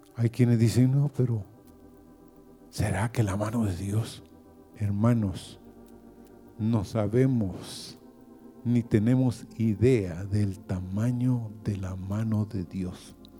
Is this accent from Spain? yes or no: no; Honduras; Como hondureños